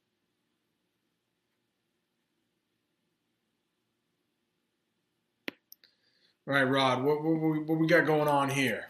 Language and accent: English; United States; as an American